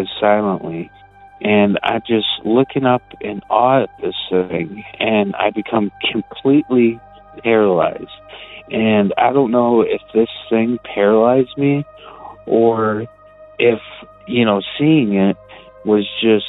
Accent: Detroit, Michigan, United States; I'm from Detroit, but the story that I'm about to tell you actually took place in Ferndale, Michigan.

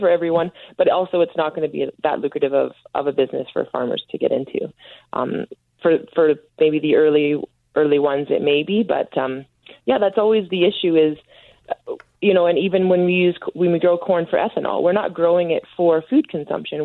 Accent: Ontario, Canada; I'm from Ontario

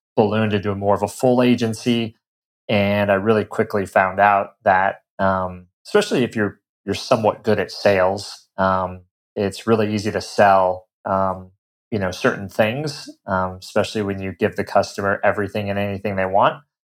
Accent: Colorado, United States; moved away as an adult; I'm originally from Colorado, um, grew up, you know, in the mountains there

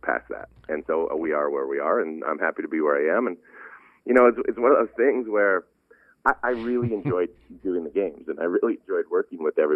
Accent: United States; moved away; also born or lived in Utah / Wyoming; growing up in Utah and Wyoming

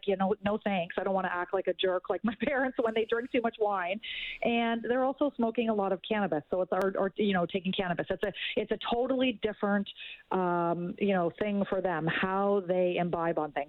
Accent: Canada; as a Canadian

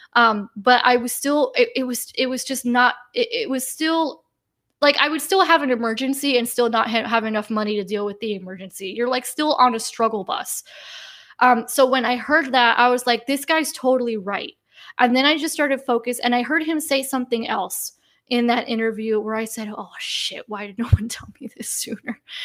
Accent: United States; I was born and raised in the United States

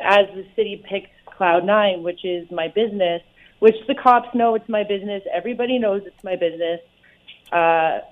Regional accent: Hamilton, Ontario, Canada; moved away as an adult; also born or lived in Burlington, Ontario / Vancouver, British Columbia; I moved back home. I was born in Burlington, moved home to Hamilton

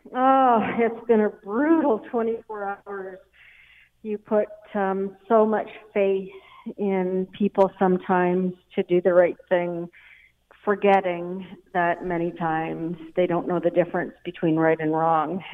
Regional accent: Canada; I've always prided myself of being a Canadian.

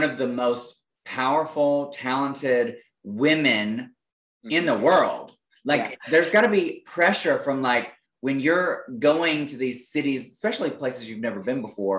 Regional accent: Birmingham, Alabama, United States; moved away as an adult; I'm from Birmingham. I still claim Birmingham as like where I'm from, even though I haven't lived there since 2011

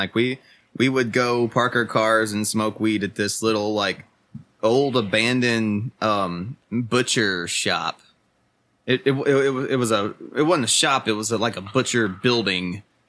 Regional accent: Watertown, Tennessee, United States; now in Nashville, United States; I grew up in Watertown.

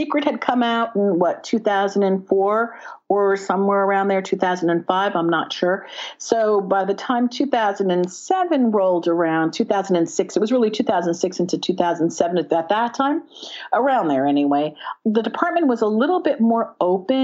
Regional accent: Bronxville, New York, United States; I was raised in Westchester, New York, in Bronxville

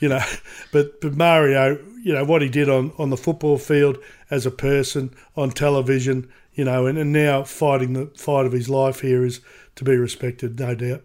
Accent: Queensland, Australia; now in Sydney, Australia; I'm from Queensland, but been lived in Sydney for a long time

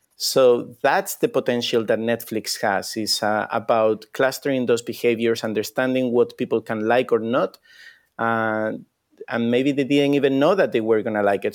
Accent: Spain; moved away; I come from Spain

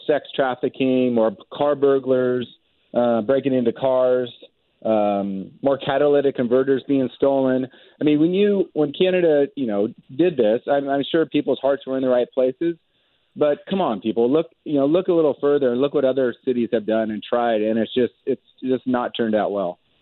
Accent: Medford, Oregon, United States; also born or lived in Portland, Oregon; I grew up in Oregon. Um, would come to Portland from from up from Medford

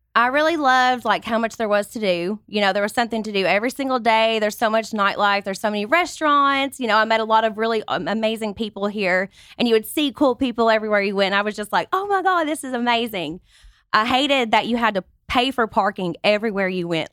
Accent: Kentucky, United States; moved away as an adult; now in Los Angeles, United States; I grew up on a five hundred acre tobacco farm

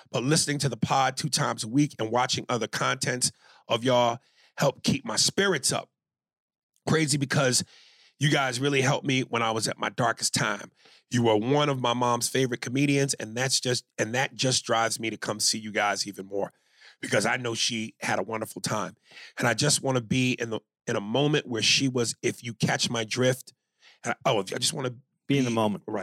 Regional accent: Columbus, Ohio, United States; 22, and I'm from Columbus, Ohio.

